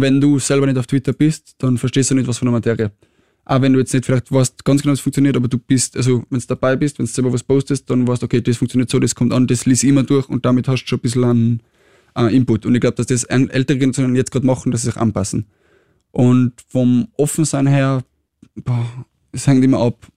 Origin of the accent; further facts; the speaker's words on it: Tyrol, Austria; now in Vienna, Austria; ich komme aus Tirol